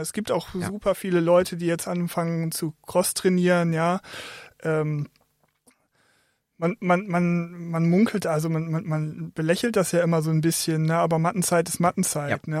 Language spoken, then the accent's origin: German; Oldenburg, Lower Saxony, Germany; moved away as an adult; now in Essen, Germany; bin aufgewachsen in Oldenburg